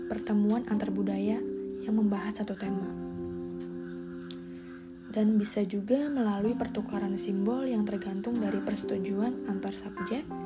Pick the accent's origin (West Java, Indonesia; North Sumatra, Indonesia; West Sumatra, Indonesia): West Java, Indonesia; Cirebon; born there; now in Jakarta, Indonesia; Saya lahir di kota Cirebon. Saya anak kedua dari empat bersaudara.